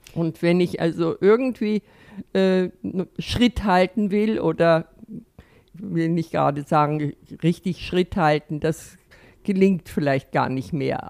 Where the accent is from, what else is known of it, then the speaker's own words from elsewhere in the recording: Northern Germany, Germany; now in Austria; Nun komme ich also äh, aus Norddeutschland und bin also äh, nach Österreich gekommen